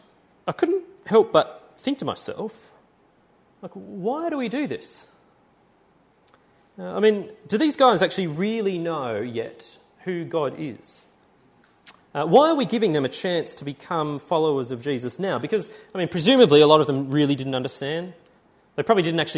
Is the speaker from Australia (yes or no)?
yes; Tamworth, New South Wales, Australia; moved away; I was from Tamworth